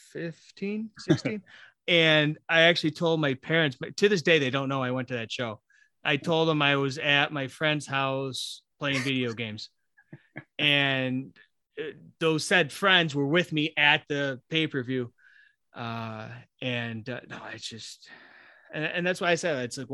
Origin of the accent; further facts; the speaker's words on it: Buffalo, New York, United States; now in Rochester, United States; I'm from Buffalo originally. I am actually in Rochester.